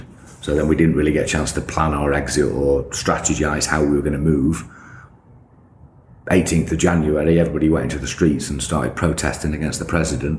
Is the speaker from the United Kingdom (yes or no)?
yes; United Kingdom; moved away as an adult; also born or lived in Egypt; I'm just a British kid